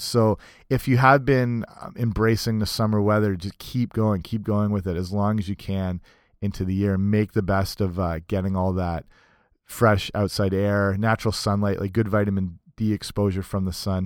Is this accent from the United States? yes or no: no; Canada; also born or lived in southwestern Ontario; I'm Canadian